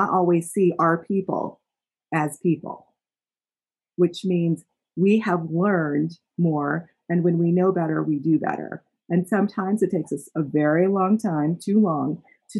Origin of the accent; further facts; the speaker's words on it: Utah, United States; I was born and raised in Utah